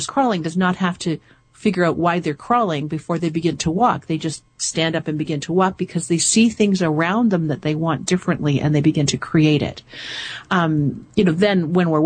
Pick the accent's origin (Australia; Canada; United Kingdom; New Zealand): Canada; I'm from Canada